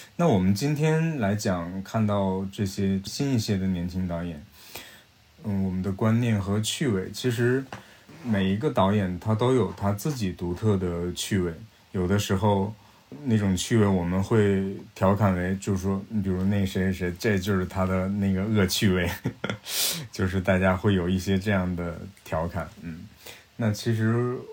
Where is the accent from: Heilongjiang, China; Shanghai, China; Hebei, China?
Heilongjiang, China; Yichun; 我的故乡是俄罗斯的边境了，黑龙江伊春等于与俄罗斯是一江之隔，隔着那条江就叫黑龙江